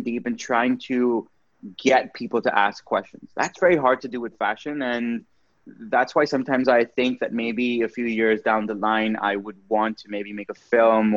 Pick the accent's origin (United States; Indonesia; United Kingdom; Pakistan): Pakistan; moved away as an adult; also born or lived in Canada; So growing up in Pakistan was very interesting for me. But what I did realize was that when I left Pakistan for university